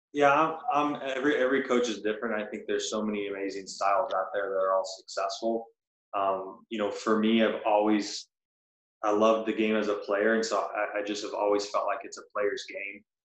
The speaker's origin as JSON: {"language": "English", "town": "Birmingham", "region": "Alabama", "country": "United States", "tie": "born or raised there", "moved": "as an adult", "lives_now": "South Florida, United States", "said": "I grew up in Birmingham, Alabama."}